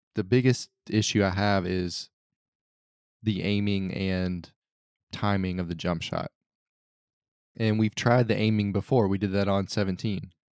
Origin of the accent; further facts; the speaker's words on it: United States; as an American